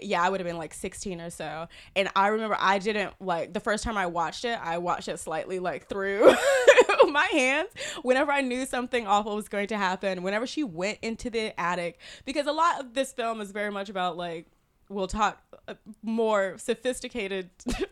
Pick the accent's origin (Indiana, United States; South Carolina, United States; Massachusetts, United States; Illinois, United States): South Carolina, United States; moved away; I grew up in South Carolina.